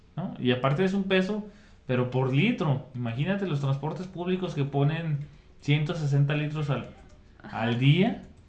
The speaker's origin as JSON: {"language": "Spanish", "country": "Mexico"}